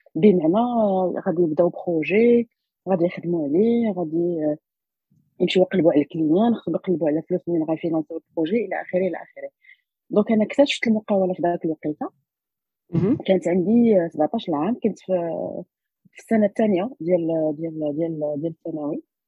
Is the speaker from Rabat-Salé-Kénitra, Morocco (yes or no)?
yes; Rabat, Rabat-Salé-Kénitra, Morocco; زاديت في الرباط قريت في الرباط زعما ما عمرني ما خرجت